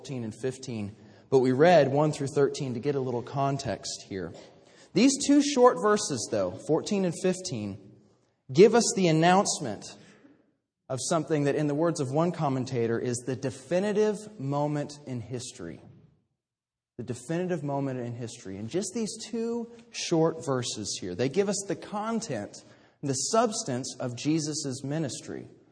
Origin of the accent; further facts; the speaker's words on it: Kansas City, Missouri, United States; moved away as an adult; now in Fort Worth, United States; in Kansas City, growing up in the Midwest